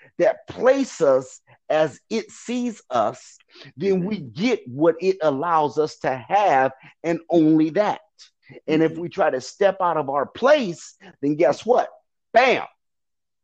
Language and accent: English; Detroit, Michigan, United States; I'm from Detroit. I graduated from Renaissance